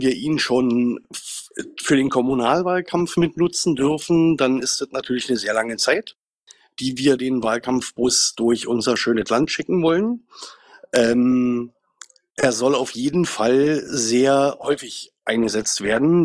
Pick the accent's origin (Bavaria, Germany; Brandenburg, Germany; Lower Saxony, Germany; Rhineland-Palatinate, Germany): Brandenburg, Germany; Ich komme auch aus Brandenburg